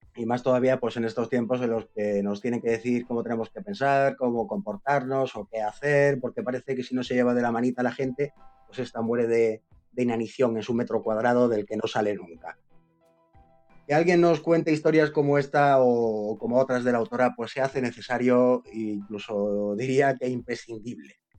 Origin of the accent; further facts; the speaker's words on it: Córdoba, Andalusia, Spain; yo como andaluz me llevo algún zasca en esta novela y ya como cordobés